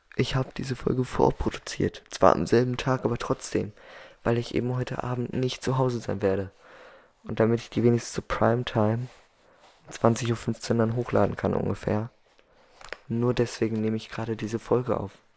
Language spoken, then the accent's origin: German; Germany; Dann komme ich aus Europa genau zu sein, aus Deutschland.